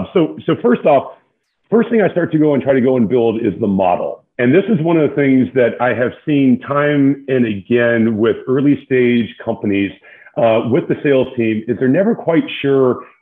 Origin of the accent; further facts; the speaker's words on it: the Bay Area in California, United States; moved away as an adult; also born or lived in San Antonio, Texas; I grew up in the Bay Area in California, went to school at a small university in San Antonio, Texas called Trinity.